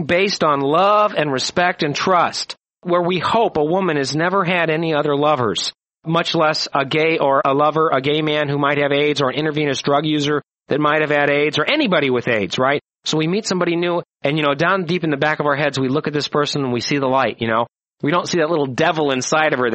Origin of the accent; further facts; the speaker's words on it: United States; I was raised in America.